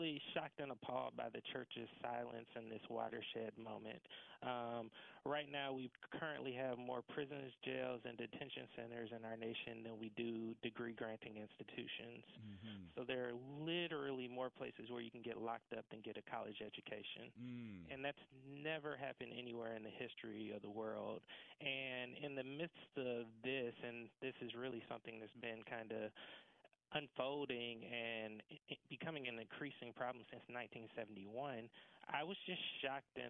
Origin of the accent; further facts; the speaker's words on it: right outside of Atlanta, Georgia, United States; So I was born and raised right outside of Atlanta, Georgia